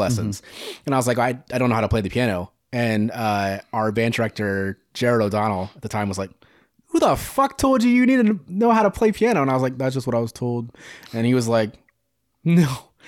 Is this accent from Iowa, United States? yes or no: yes; Greenfield, Iowa, United States; Nottaway Valley, Greenfield